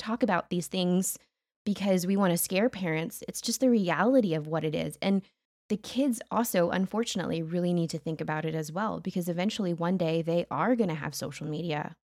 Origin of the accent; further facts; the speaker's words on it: United States